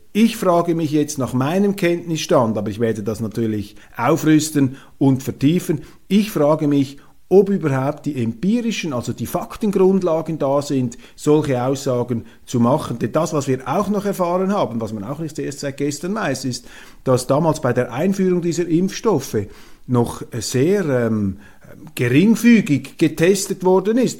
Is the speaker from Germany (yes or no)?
no; Switzerland; als Schweizer und jemand, der auch in Europa studiert hat, und wir Schweizer sind auch Europäer